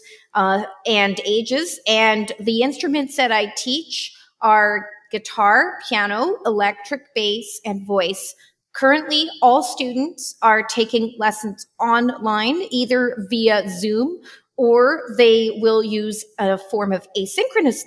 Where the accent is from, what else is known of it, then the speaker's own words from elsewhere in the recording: Vancouver Island, British Columbia, Canada; I grew up in Vancouver Island